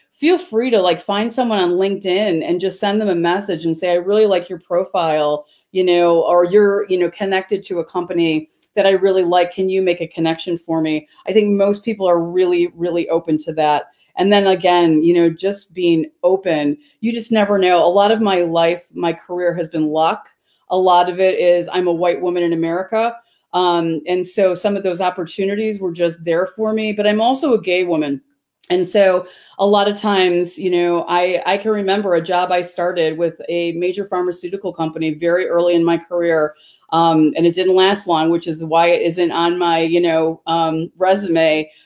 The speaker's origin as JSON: {"language": "English", "area": "Chicago southwest suburbs", "region": "Illinois", "country": "United States", "tie": "born or raised there", "said": "I was born in Chicago, so Chicago is my hometown. Um, my parents moved to the suburbs um, when I was probably like five or six, and um, so I grew up on the Southwest suburbs."}